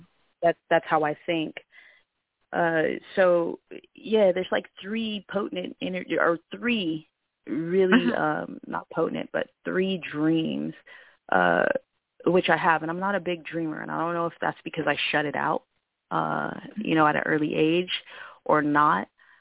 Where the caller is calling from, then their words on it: Vancouver, Washington, United States; Vancouver, Washington, but the area code is Portland, Oregon.